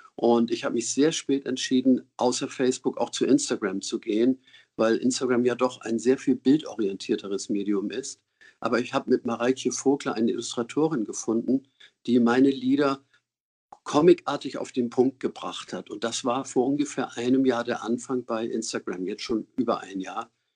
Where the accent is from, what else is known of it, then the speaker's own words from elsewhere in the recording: Hamburg, Germany; Ich bin 47 in Hamburg geboren, in Winterhude.